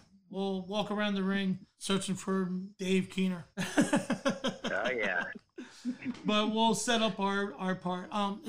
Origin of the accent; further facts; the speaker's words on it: Delaware County, Pennsylvania, United States; I'm a Delco kid.